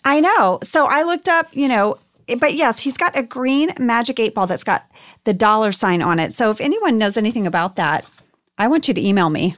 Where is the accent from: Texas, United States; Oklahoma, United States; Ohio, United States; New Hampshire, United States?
Texas, United States; Archer City; my hometown of Archer City, Texas